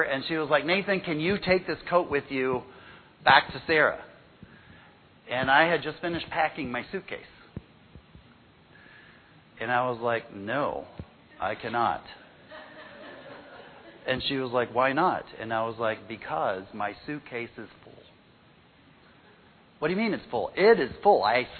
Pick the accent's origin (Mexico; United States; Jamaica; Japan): Mexico; When I was a kid, growing up in Mexico